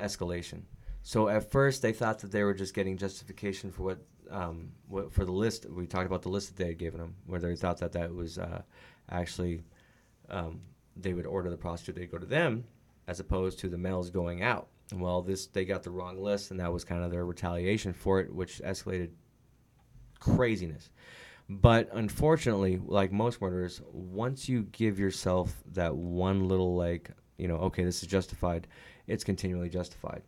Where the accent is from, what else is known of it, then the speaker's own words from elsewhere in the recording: California, United States; now in Arizona, United States; I'm from California